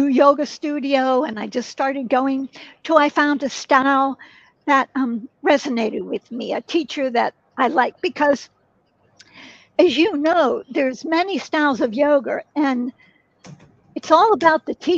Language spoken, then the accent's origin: English; Pittsburgh, Pennsylvania, United States; moved away as an adult; now in San Francisco, United States; I moved from one city where I was married back to my hometown, Pittsburgh, Pennsylvania.